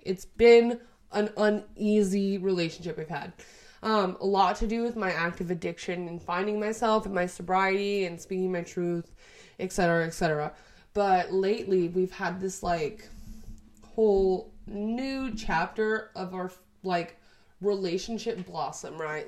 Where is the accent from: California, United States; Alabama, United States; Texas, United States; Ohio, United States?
Texas, United States; we're both from Texas. It'll be easier to like get paperwork and everything because we were both born here. We both live here right now